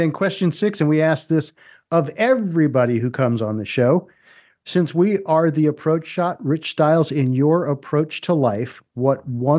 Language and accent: English; United States; I grew up in the Baltimore, Washington area.